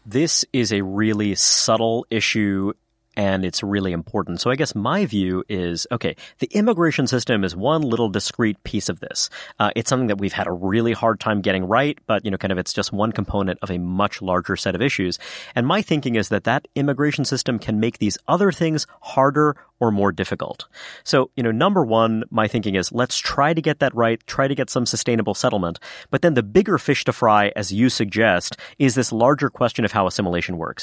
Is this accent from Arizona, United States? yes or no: no; New York City, New York, United States; I am a son of immigrants, uh, you know, kind of born and raised in New York City